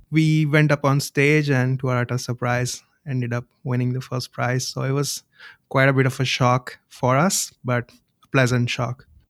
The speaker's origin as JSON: {"language": "English", "country": "India", "tie": "born or raised there", "moved": "yes", "said": "I grew up in India"}